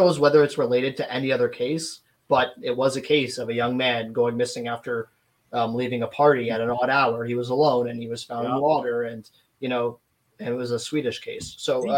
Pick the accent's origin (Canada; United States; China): Canada; I'm from Canada